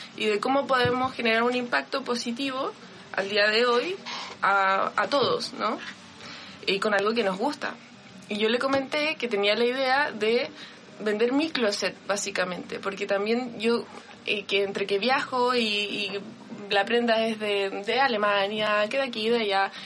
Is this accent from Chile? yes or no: yes; Vallenar, Atacama, Chile; moved away; yo nací en Vallenar y en Vallenar es una ciudad muy pequeña donde cuando había un evento uno iba a la tienda